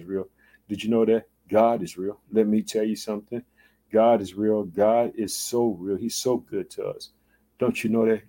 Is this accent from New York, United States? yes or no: no; Chicago, Illinois, United States